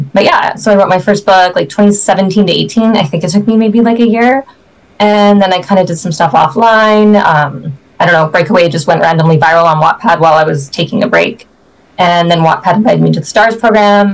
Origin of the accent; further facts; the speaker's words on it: Canada; now in Edmonton, Canada; I'm a Canadian author. I'm in Edmonton, Alberta